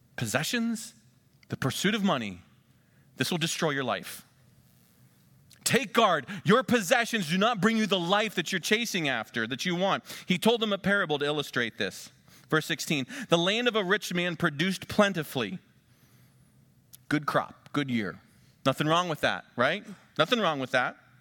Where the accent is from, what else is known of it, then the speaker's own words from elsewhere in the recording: Western Pennsylvania, United States; moved away; also born or lived in Ohio; I'm from Western Pennsylvania